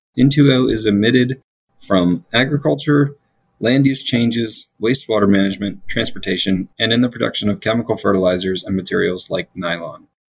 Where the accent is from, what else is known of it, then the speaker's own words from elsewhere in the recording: Florida, United States; now in Colorado, United States; my home state of Florida